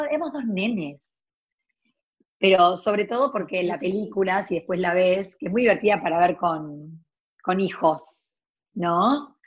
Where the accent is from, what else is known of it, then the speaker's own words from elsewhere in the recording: Córdoba, Argentina; moved away as an adult; also born or lived in United States; me iba al negocio de mi abuela en Córdoba, yo soy cordobesa